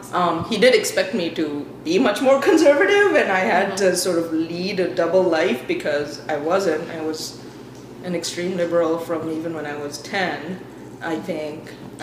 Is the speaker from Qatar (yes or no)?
no; Dubai, United Arab Emirates; the difference was I grew up in Dubai and most of them grew up in Pakistan.